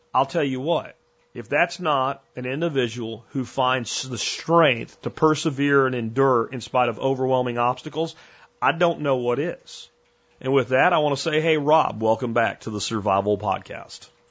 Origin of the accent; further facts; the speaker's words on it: Florida, United States; now in Texas, United States; when I grew up in Florida